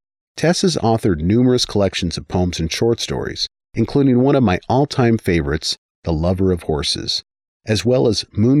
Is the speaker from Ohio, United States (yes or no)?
no; Yakima, Washington, United States; as he hailed from my hometown of Yakima, Washington, and had even attended the same community college as me.